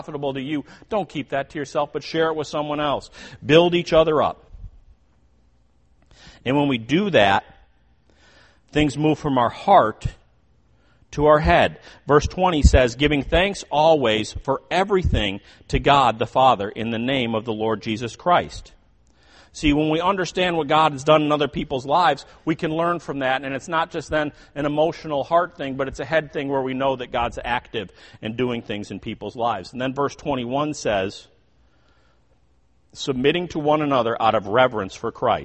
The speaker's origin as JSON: {"language": "English", "town": "Chicago", "region": "Illinois", "country": "United States", "tie": "born or raised there", "moved": "yes", "said": "where I grew up in the Chicago area, there were a lot of toll roads"}